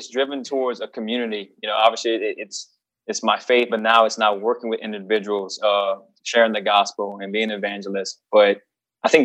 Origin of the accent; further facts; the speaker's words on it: South Louisiana, United States; born and raised in South Louisiana by a single mom